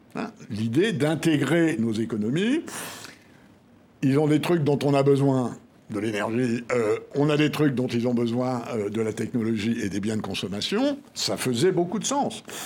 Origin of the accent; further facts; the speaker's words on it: France; En tant que Français et en tant que ancien officier de marine